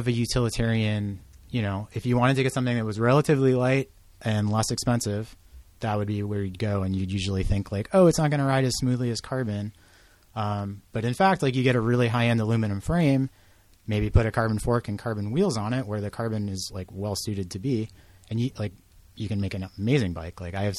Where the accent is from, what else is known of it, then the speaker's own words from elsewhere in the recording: Boston, Massachusetts, United States; moved away as an adult; also born or lived in New Mexico / Portland; I'm originally from Boston, but I moved to New Mexico when I was 29 or 30